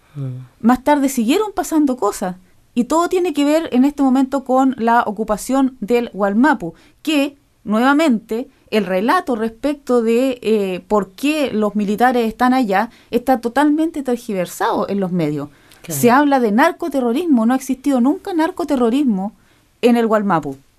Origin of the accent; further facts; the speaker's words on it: Chile; now in New Zealand; somos, eh, chilenos